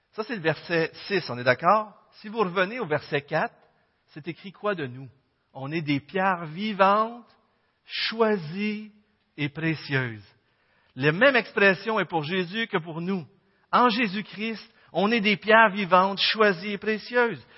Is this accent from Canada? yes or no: yes; Quebec, Canada; on est tous des Québécois